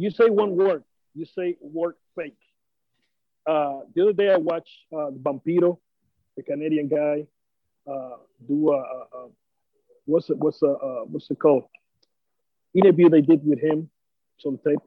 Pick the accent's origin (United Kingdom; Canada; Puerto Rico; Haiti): Puerto Rico; as a Puerto Rican